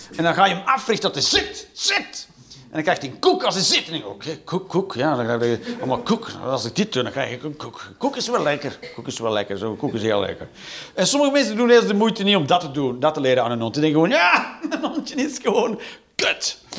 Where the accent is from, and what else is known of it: Flanders, Belgium